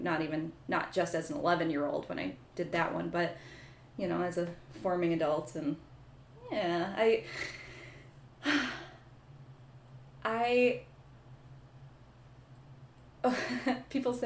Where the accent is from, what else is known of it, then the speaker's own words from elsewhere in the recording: Rockton, Illinois, United States; I am originally from Rockton, Illinois, which is a little town on the northern border of Illinois and Wisconsin.